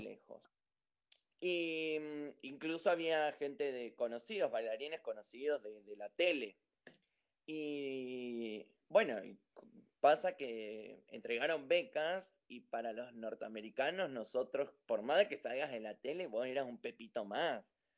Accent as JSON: {"language": "Spanish", "town": "General Roca", "region": "Río Negro", "country": "Argentina", "also_born_or_lived": "United States", "said": "yo soy de General Roca, Río Negro"}